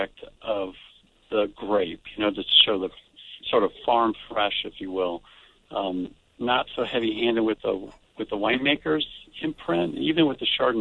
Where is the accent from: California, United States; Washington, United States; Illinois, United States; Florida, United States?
California, United States; Lake County; where I grew up in Lake County